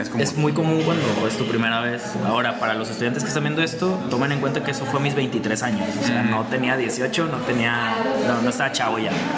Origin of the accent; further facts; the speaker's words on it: Mexico; como mexicano